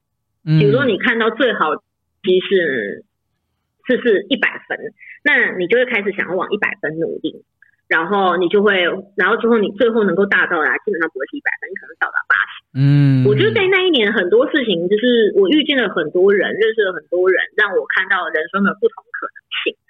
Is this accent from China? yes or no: no; Chiayi, Taiwan; 如果我就钱就花完，那我可能在嘉义，我是嘉义人，就是那我就在嘉义，就是当我爸妈的名虫，这样当一年，就是跟爸妈一起陪一年。